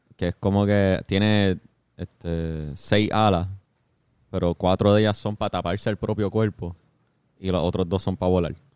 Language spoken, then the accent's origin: Spanish; Caguas, Puerto Rico; mis vecinos de donde me crié en Caguas